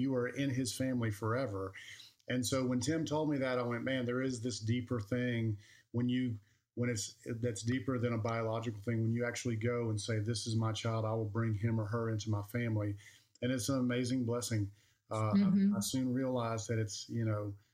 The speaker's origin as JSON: {"language": "English", "region": "Alabama", "country": "United States", "tie": "born or raised there", "moved": "yes", "said": "I'm from Alabama, and when we go back and see my cousins and family, and my little ones are playing with their little ones, I just know growing up there"}